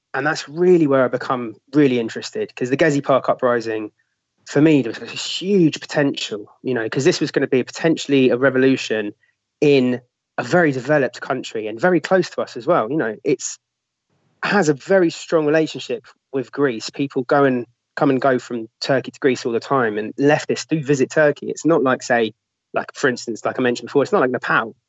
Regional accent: London, United Kingdom; I'm a Londoner

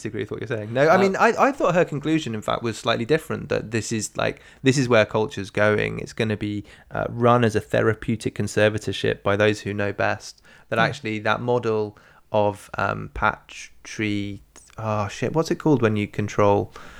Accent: England, United Kingdom; Okay, I'm English. Too warm for me. It's above 22 degrees.

